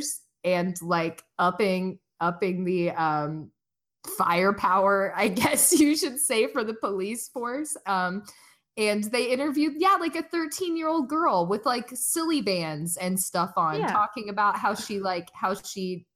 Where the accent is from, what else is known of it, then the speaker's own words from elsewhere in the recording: Liston, Indiana, United States; moved away; I grew up in Liston, Indiana